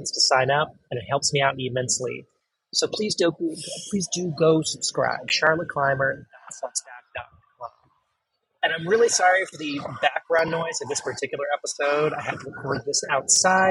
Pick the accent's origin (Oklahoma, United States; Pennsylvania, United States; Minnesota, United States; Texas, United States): Texas, United States; I'm from Texas